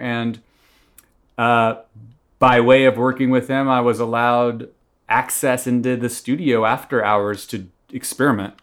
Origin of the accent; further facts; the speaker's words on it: Atlanta, Georgia, United States; moved away as an adult; also born or lived in Tallahassee, Florida; now in Los Angeles, United States; I was raised in Atlanta and then went to college in Northwest Florida, Tallahassee, Florida